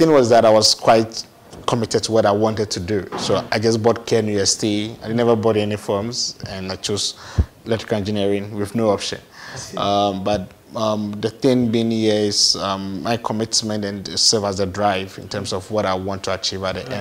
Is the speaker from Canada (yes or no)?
no; Asamankese, Eastern Region, Ghana; also born or lived in Accra; But I had the chance to be raised by my grandmom in our hometown. Asamankese.